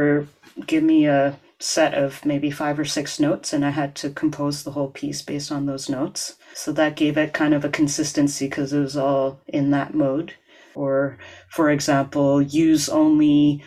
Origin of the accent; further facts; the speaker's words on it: Edmonton, Alberta, Canada; moved away as an adult; now in Montreal, Canada; Growing up in Alberta